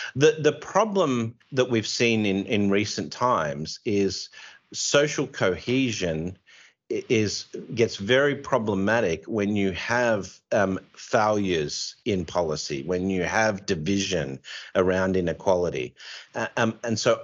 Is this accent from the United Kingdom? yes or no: no; Australia; you can tell I'm Australian